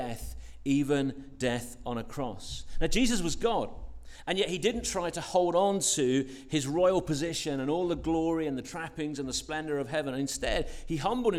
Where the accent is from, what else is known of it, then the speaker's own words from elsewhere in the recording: London, United Kingdom; I grew up in West London